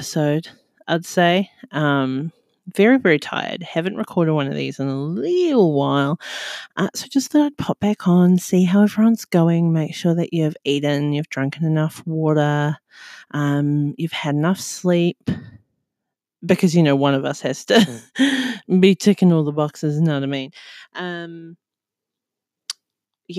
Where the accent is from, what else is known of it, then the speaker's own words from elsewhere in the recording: New Zealand; now in Australia; I currently live in Australia and I'm from New Zealand